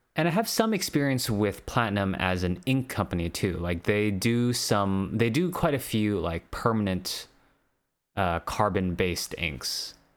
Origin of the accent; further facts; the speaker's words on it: Hawaii, United States; I'm from Hawaii